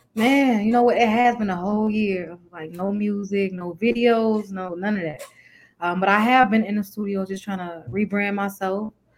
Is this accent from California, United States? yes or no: no; Chicago, Illinois, United States; I'm from Chicago, um, from the east side of Chicago.